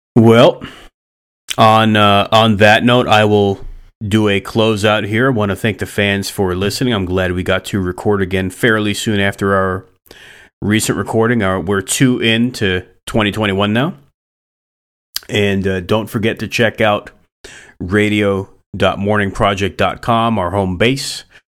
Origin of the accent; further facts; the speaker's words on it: East Coast, United States; moved away; I'm originally from the East Coast